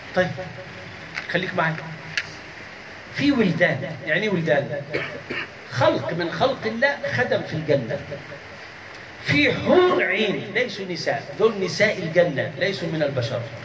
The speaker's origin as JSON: {"language": "Arabic", "country": "Egypt", "said": "عندنا في مصر"}